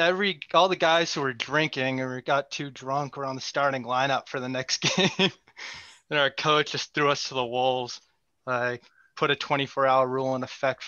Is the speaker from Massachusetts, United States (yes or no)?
yes; North Central Massachusetts, United States; moved away as an adult; also born or lived in New Hampshire / Pennsylvania; I'm from North Central Mass. And I played Division III high school there for my local, high school